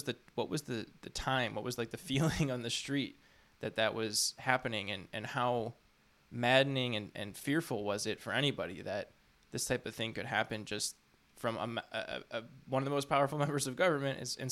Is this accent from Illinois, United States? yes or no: yes; Chicago, Illinois, United States; So I'm from Chicago. I'm from the West Suburbs.